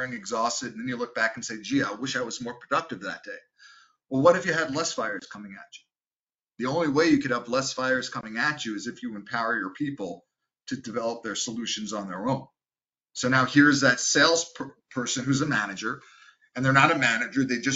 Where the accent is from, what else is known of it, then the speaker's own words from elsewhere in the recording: New York, United States; I'm from New York and I talk fast